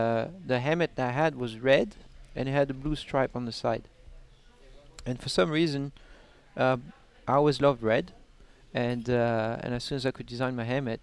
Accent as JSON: {"language": "English", "country": "France", "moved": "yes", "said": "I'm French from France"}